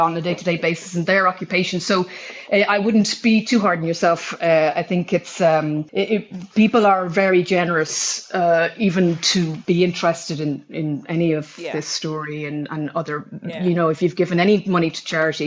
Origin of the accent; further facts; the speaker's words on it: Ireland; as an Irish person